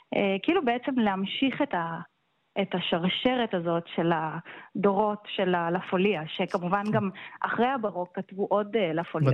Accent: Rehovot, Central District, Israel; also born or lived in Nuremberg, Germany; אני ילידת רחובות ולמדתי כאן בקונסרבטוריון

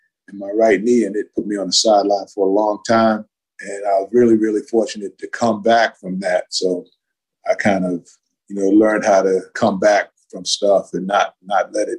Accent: Hempstead, New York, United States; also born or lived in Roosevelt, Long Island; So I grew up in Hempstead, Long Island, and I did K through 8 in Hempstead, Long Island. I did 9 through 12 in Roosevelt, Long Island

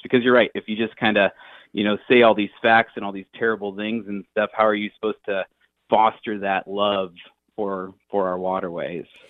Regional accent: United States; I grew up in the Quad Cities

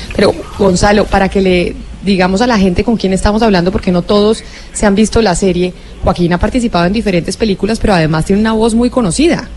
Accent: Colombia; aquí nosotros en Colombia

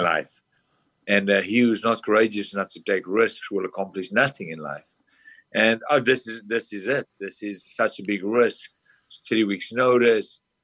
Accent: South Africa; moved away as an adult; now in United States; I'm from South Africa, a small town. I came over to America with no family, no friends, no one

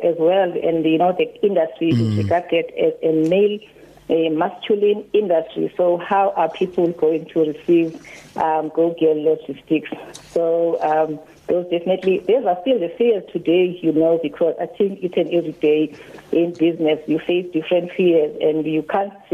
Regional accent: Mtansane, near East London, Eastern Cape, South Africa; I grew up in Mtansane, and we were living very far away from the city, which is the East London

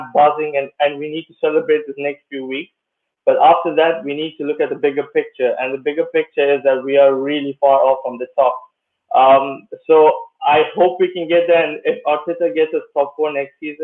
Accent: Kenya; now in Luxembourg; I actually grew up in Kenya

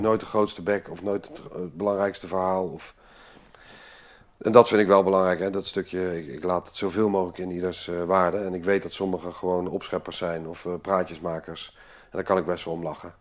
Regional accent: Amsterdam, North Holland, Netherlands; moved away as an adult; also born or lived in Limburg / The Hague; Toen ben ik eh, via een paar korte omzwervingen in Amsterdam terechtgekomen. Daar heb ik eigenlijk mijn hele leven verder

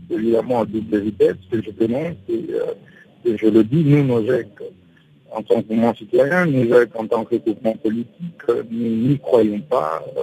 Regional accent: DR Congo

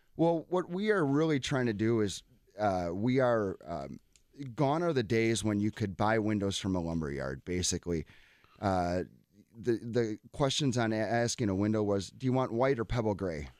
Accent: Cedarburg, Wisconsin, United States; I grew up in Cedarburg

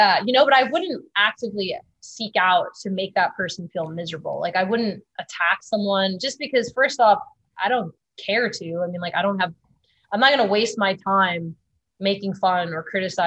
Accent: Long Island, New York, United States; now in California, United States; my hometown on Long Island

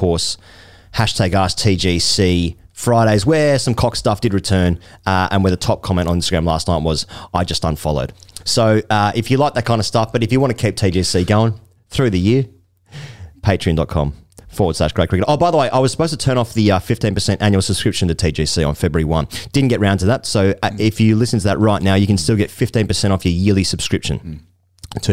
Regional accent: Australia; I'm Australian

